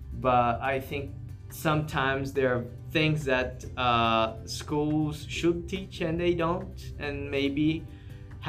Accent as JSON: {"language": "English", "country": "Brazil", "second_language": "English", "said": "in Brazil, my country"}